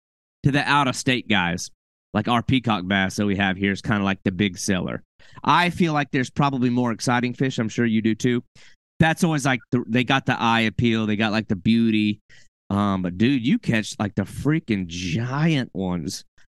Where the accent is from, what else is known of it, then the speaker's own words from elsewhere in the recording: Arkansas, United States; now in Florida, United States; I came all the way from Arkansas, like middle of the country, no salt water